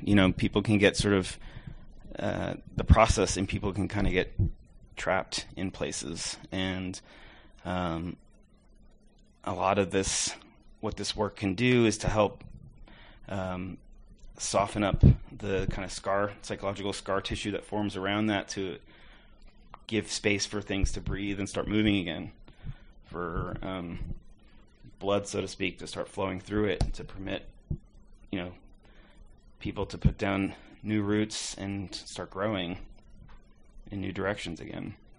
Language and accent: English; New York, United States; moved away; I'm from New York originally